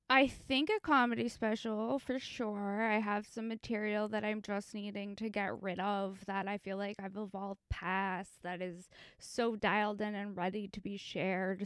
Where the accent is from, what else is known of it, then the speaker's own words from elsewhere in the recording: Los Angeles, California, United States; I'm from Encino in the Sh-, San Fernando Valley